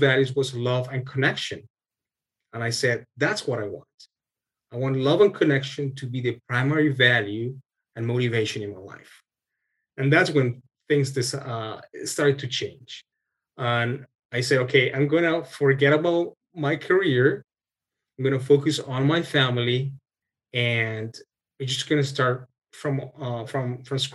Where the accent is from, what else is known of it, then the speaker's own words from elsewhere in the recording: Colombia; moved away as an adult; also born or lived in Texas, United States; now in Canada; we're originally from Colombia, my wife and I. And when we got married, we moved to the States